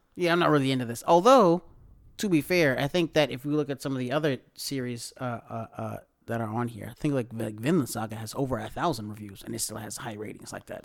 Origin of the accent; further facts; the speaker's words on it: the South, United States; we might be from the country, but, like, we're from the South